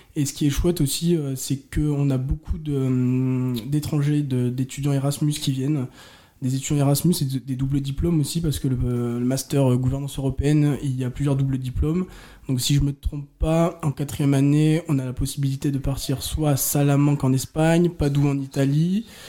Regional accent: Orléans, Centre-Val de Loire, France; je viens d'Orléans

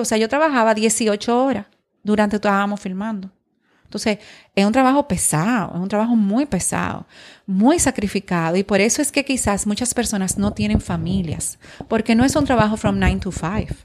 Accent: Dominican Republic

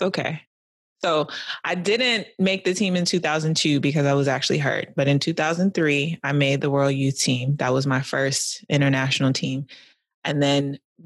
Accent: New York City, New York, United States; I was born in Brooklyn

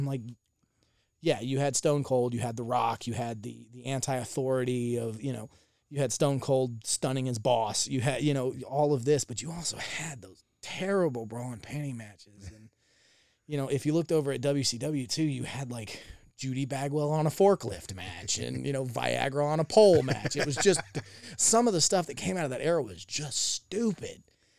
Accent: the South, United States; so growing up in the South, I wasn't allowed to watch WWE.

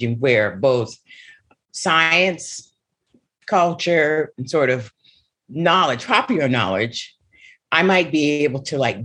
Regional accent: Seattle, Washington, United States; the house that I grew up in Seattle, Washington, you know, my family migrated from Pine Bluff, Arkansas. I was born in Seattle, Washington

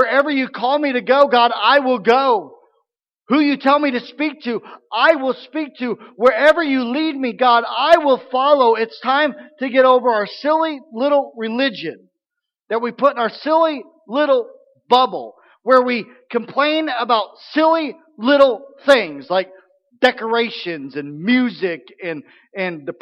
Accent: Missouri, United States; I grew up a lot in Missouri

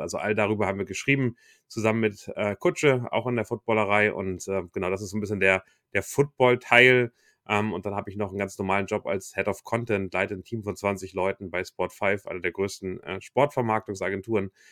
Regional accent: Hamburg, Germany; also born or lived in Wichita, Kansas; als Hamburger, der vielleicht äh, auf Fußball aufgewachsen ist

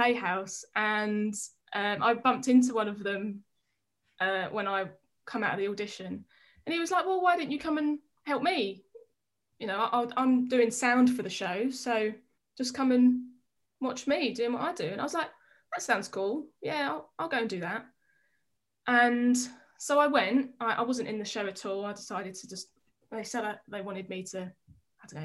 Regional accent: Harlow, East of England, United Kingdom; Harlow, in Essex.

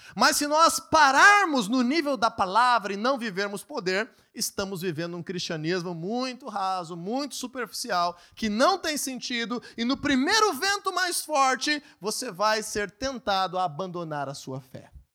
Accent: Brazil; mesmo sendo brasileiros

